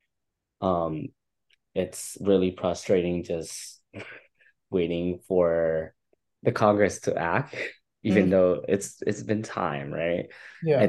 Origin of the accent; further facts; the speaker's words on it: Philippines; now in Seattle, United States; being Filipino